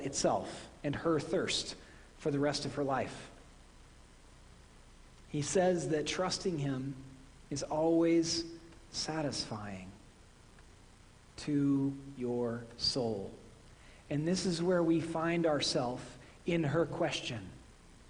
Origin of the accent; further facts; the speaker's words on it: Midwest, United States; accent: Midwestern; moved away; My Midwestern accent